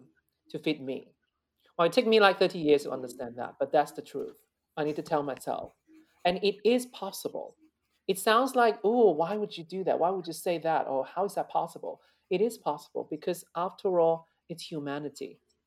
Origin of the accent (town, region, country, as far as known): China; born or raised there; moved away; also born or lived in London / Netherlands / Italy / United States